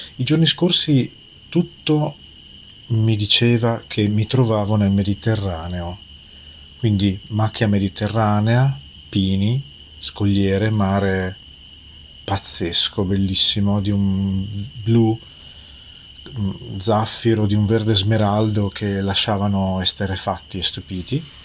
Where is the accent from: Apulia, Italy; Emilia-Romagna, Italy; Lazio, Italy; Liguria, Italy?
Emilia-Romagna, Italy; me che vengo dall'Emilia Romagna